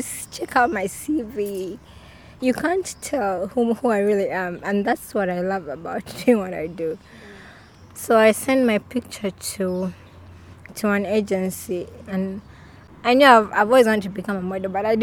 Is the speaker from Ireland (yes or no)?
no; Kampala, Central Region, Uganda; also born or lived in Mbale, Uganda; I had to move with my family to Kampala because my father at that time had gotten a job. So I grew up at a research center, Kawanda Research Center.